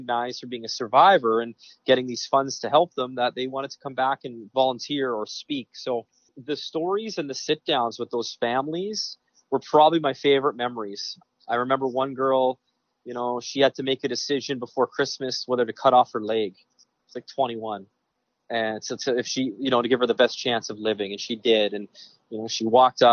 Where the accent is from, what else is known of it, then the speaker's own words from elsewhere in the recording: Western Canada, Canada; moved away; I grew up in Western Canada, CFL football, hockey